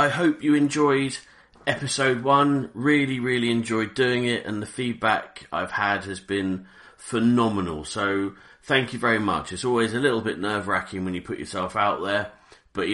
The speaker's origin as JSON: {"language": "English", "town": "Reading", "region": "South East England", "country": "United Kingdom", "tie": "born or raised there", "said": "I grew up in Reading, in a town called Reading in Berkshire."}